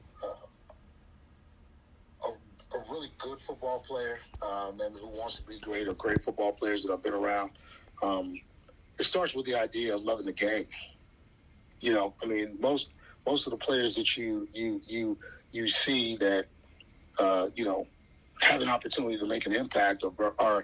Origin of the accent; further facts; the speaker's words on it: Southwest, United States; now in Nashville, United States; I'm from the Southwest